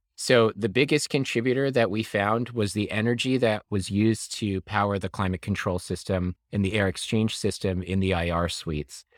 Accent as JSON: {"language": "English", "region": "New York", "country": "United States", "tie": "born or raised there", "said": "I am from New York. I was raised here"}